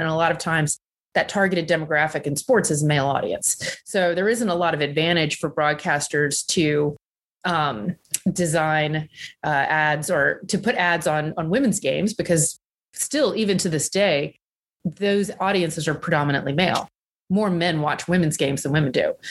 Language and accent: English; Southern Virginia, United States; when I was growing up in Southern Virginia